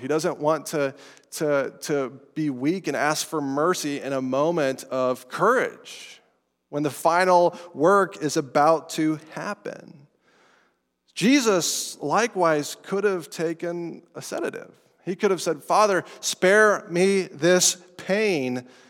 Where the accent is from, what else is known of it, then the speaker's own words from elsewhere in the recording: Estes Park, Colorado, United States; I'm from Colorado, from Estes Park, up near Rocky Mountain National Park